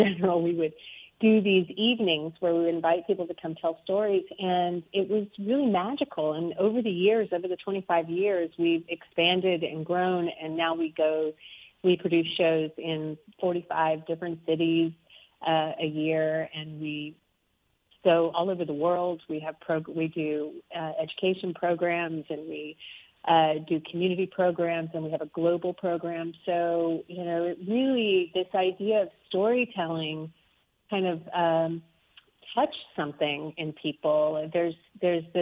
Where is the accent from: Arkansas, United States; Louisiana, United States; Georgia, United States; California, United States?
Arkansas, United States; moved away; I grew up in the South. I grew up in Arkansas.